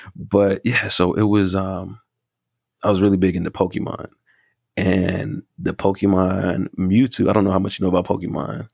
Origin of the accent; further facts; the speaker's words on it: North Carolina, United States; I think I might have mentioned from the South, and I think I might have mentioned North Carolina, but I'm from North Carolina